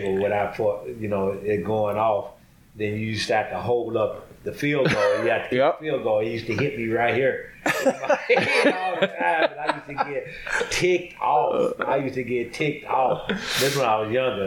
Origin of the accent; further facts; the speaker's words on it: Tulsa, Oklahoma, United States; moved away as an adult; also born or lived in White Plains, New York; now in Stamford, United States; my hometown in Tulsa, Oklahoma